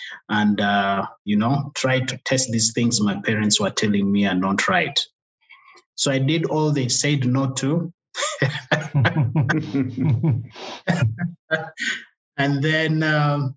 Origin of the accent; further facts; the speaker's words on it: Uganda; English is a second language; moved away as an adult; now in Rwanda; So I was born in Uganda. So I grew up there, speaking Luganda as a local language there